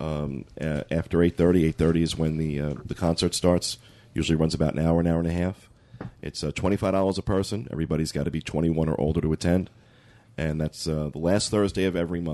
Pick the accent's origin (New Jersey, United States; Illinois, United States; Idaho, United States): New Jersey, United States; I'm from New Jersey. We're very literal.